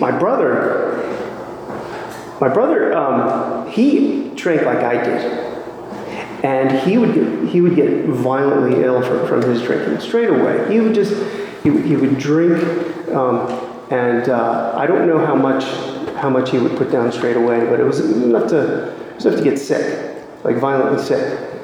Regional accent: Washington, District of Columbia, United States; now in Raleigh, United States; I was born and raised in Washington, D.C.

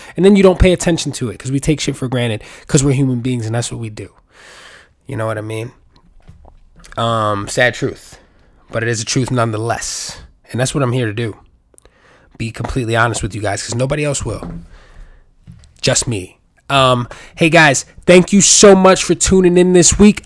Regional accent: New York City, New York, United States; I was born and raised in New York City

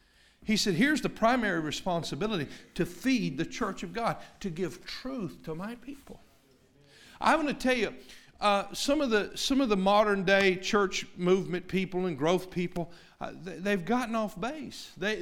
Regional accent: Tennessee, United States; I grew up in East Tennessee, and I've been around all sorts of Bible-believing people and Christian people

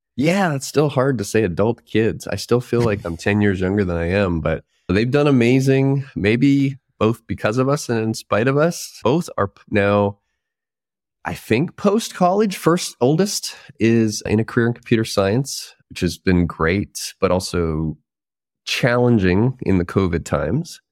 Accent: Prince George, British Columbia, Canada; moved away as an adult; also born or lived in Victoria, British Columbia; I grew up closer to the North Pole probably than most people. North Central British Columbia, a place called Prince George

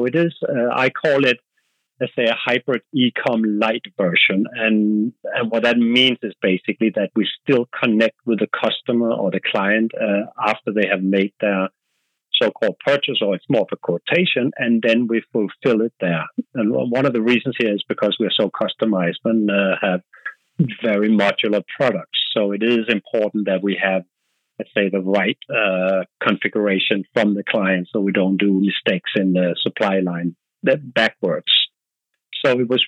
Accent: Denmark; accent: Danish; English is a second language; moved away; As you can hear on my accent, I'm Danish

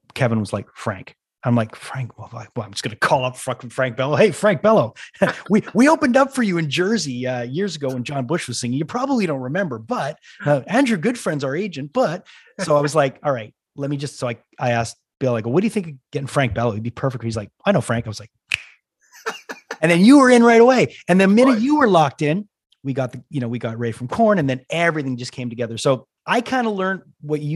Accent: Canada; I'm from Canada

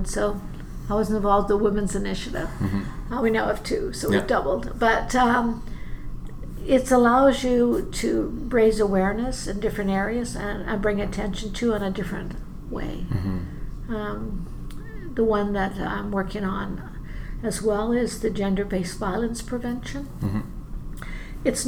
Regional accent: BC, British Columbia, Canada; moved away as an adult; now in Edmonton, Canada; I grew up in BC, like you.

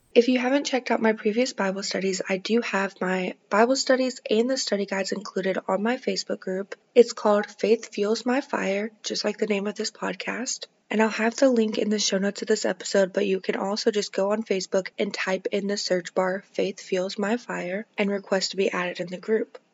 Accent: Kentucky, United States; my hometown in Kentucky

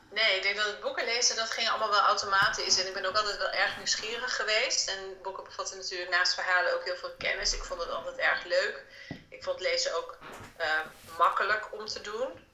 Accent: Delfzijl, Groningen, Netherlands; ik ben opgegroeid in Delfzijl. Dat is een stad helemaal in het noorden van Groningen

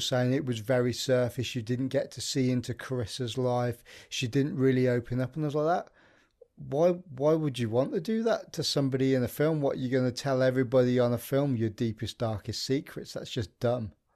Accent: Midlands, United Kingdom; moved away; I'm from the Midlands originally

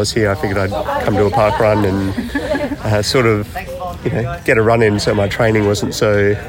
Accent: Adelaide, South Australia, Australia; So I'm from Adelaide, came up to Darwin, doing a hike up in Catherine

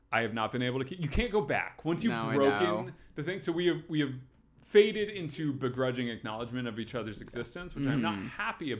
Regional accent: North Carolina, United States; moved away; I grew up in North Carolina where that's all we grow

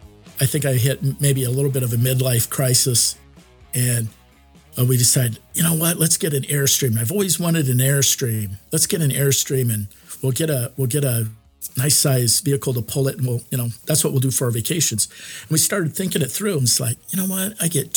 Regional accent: Des Moines, Iowa, United States; I'm from Des Moines, Iowa.

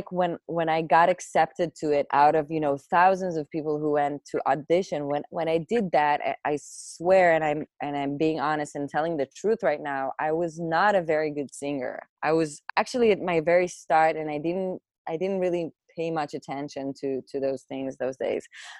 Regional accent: Atzmon, Northern District, Israel; English is a second language; also born or lived in Caesarea; I was born in a place called Atzmon, which is like a part of the Galil part of Israel, way up north

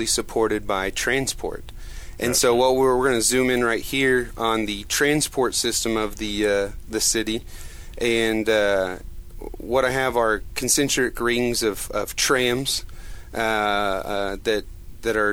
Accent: Edmond, Oklahoma, United States; where we grew up in Edmond

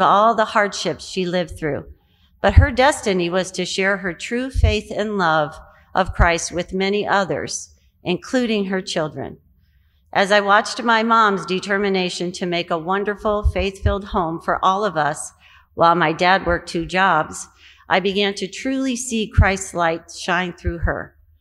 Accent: Quincy, Illinois, United States; My faith journey began many years ago in my hometown of Quincy, Illinois

